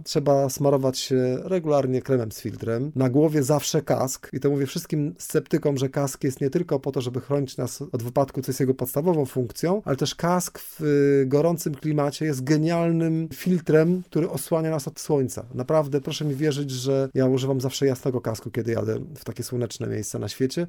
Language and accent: Polish; Poland; mówię, że z Polski